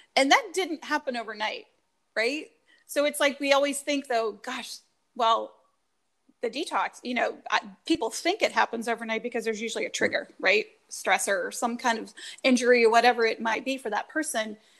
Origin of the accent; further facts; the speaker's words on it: North Carolina, United States; growing up in North Carolina